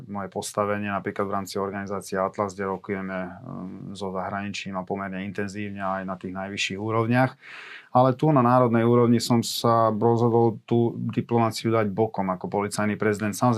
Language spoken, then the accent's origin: Slovak; Komárno, Nitra Region, Slovakia; vo večerných hodinách som bol už doma v Komárne u svojich rodičov